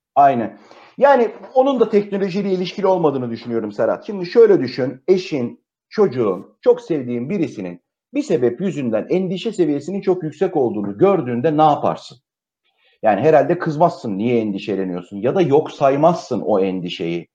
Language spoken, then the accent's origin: Turkish; Turkey; biz tipik bir Akdeniz ülkesiyiz